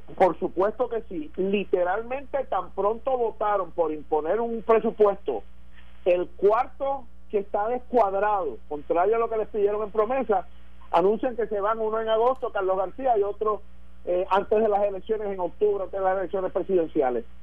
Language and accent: Spanish; Puerto Rico; como puertorriqueño